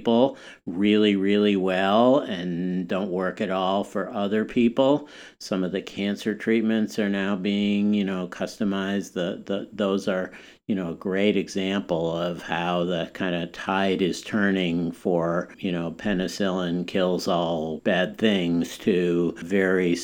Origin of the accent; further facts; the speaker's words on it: Wisconsin, United States; moved away; when I was growing up in Wisconsin